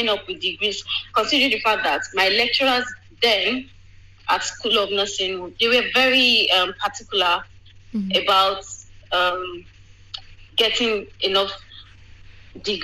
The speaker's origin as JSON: {"language": "English", "country": "Nigeria", "moved": "as an adult", "lives_now": "United Kingdom", "said": "before I moved away from Nigeria"}